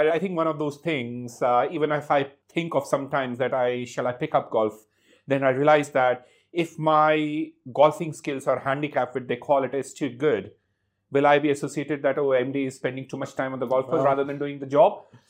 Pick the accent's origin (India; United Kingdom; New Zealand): India; I'm born and brought up in India. I've been raised in a defense family. My dad was in the Indian Army.